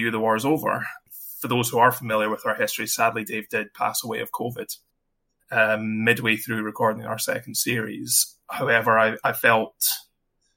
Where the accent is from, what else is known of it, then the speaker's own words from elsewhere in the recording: Scotland, United Kingdom; I'm Scottish